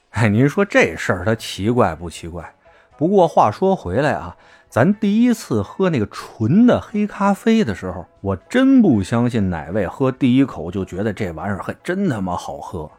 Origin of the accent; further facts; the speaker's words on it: Beijing, China; 作为一个土生土长的老北京